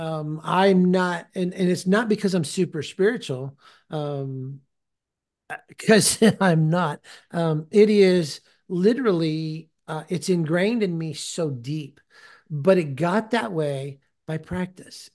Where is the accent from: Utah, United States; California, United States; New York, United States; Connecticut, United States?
California, United States; now in Tennessee, United States; I live in Tennessee now, but I'm from California